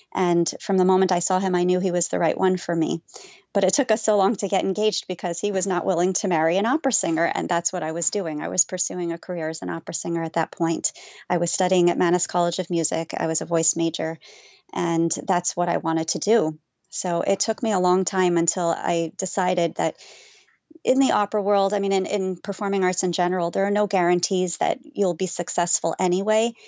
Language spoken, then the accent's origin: English; Las Vegas, Nevada, United States; moved away; growing up in Las Vegas, there was really no Orthodox Judaism until Chabad came